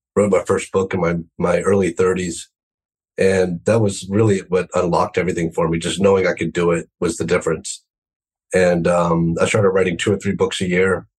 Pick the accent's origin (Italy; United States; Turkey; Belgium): United States; growing up in the United States